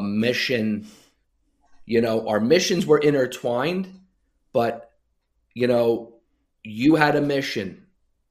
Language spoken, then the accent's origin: English; Sayreville, New Jersey, United States; now in Arizona, United States; Sayreville, New Jersey. Yep. My hometown where I grew up